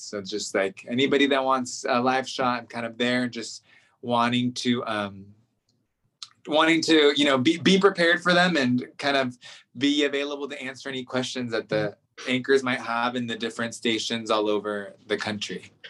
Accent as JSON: {"language": "English", "area": "Central Valley", "region": "California", "country": "United States", "tie": "born or raised there", "also_born_or_lived": "Inland Empire, California", "moved": "as an adult", "lives_now": "Washington, D.C., United States", "said": "I was um, born in the Inland Empire, but grew up in the Central Valley, so ag, the ag portion of California"}